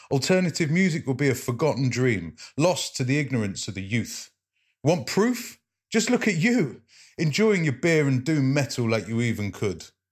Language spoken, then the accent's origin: English; Leicester, East Midlands, United Kingdom; I'm a poet from Leicester